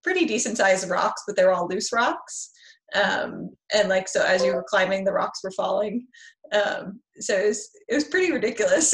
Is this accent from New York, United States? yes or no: yes; Peekskill, New York, United States; I'm from Peekskill, New York.